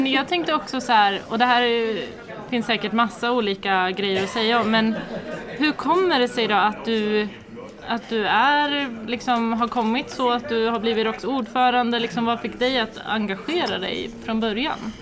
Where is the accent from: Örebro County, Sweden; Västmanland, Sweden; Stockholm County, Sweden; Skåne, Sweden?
Västmanland, Sweden; Västerås; jag är uppvuxen i Västerås och född och uppvuxen